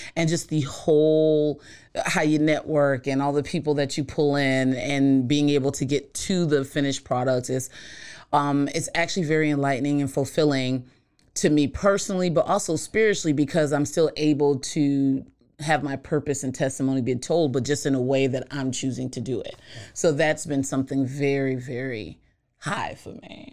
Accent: East Coast, United States; I'm from the East Coast

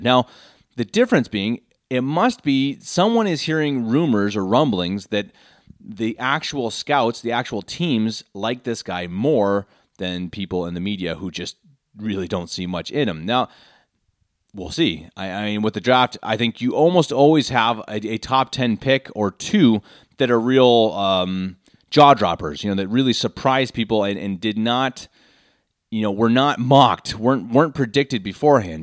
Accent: Denver, Colorado, United States; born or raised there; moved away as an adult; now in Munich, Germany

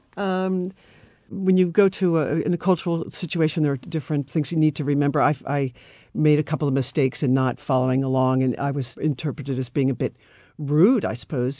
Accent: Philadelphia, Pennsylvania, United States; moved away as an adult; now in Paris, France; originally from Philadelphia area

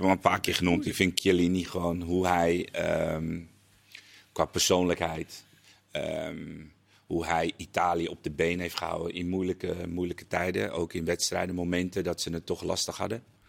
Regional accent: Netherlands; dat wij als Nederlanders toch zouden zuurpruimen

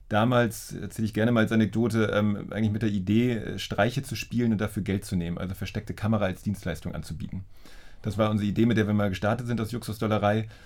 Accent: Schleswig-Holstein, Germany; also born or lived in Hildesheim; now in Berlin, Germany; Ich bin ja aufgewachsen in der Nähe von Lübeck, also ich

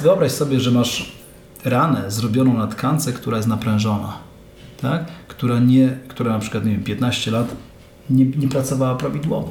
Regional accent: Mielec, Subcarpathian Voivodeship, Poland; Szliśmy z, chyba z rodzicami na spacer jednym z, jedną z alejek u nas w Mielcu

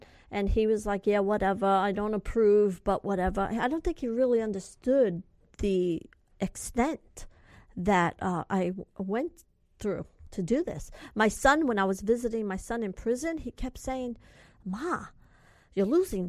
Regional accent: California, United States; I'm from California, and I don't know where this is and that is.

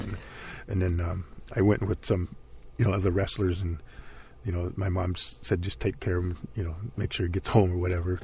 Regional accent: Princeton, Minnesota, United States; my hometown is in Princeton, Minnesota

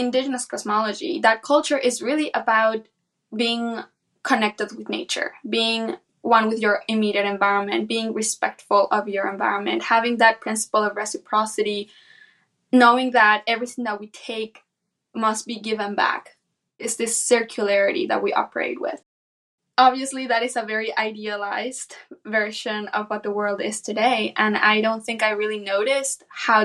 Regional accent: San Pedro Tultepec, State of Mexico, Mexico; I was born and raised in central Mexico in a small town called San Pedro Tultepec, which is situated about 40 minutes west from Mexico City.

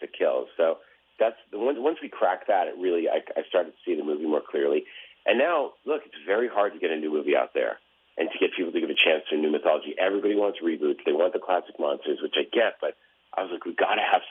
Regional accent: Massachusetts, United States; I grew up in Massachusetts.

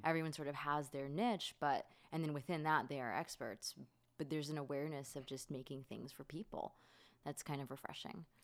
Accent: Florida, United States; I grew up in Florida

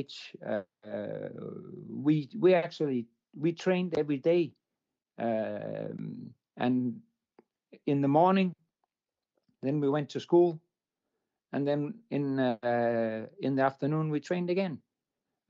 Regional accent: Denmark; I'm coming from Denmark

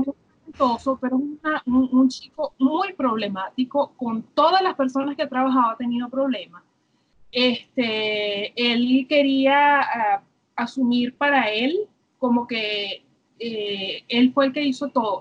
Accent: Los Teques, Miranda, Venezuela; also born or lived in Caracas; yo, una niñita nacida en Caracas, me crié en Los Teques

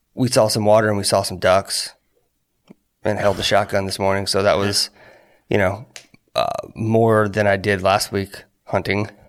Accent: Corpus Christi, Texas, United States; I'm from Texas born in Corpus Christi

